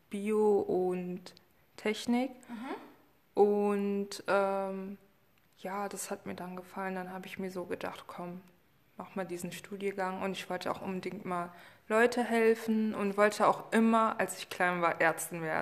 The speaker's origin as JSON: {"language": "German", "country": "Germany", "tie": "born there", "said": "ursprünglich, also meine Herkunft ist auf jeden Fall Kongo und Angola, aber leider"}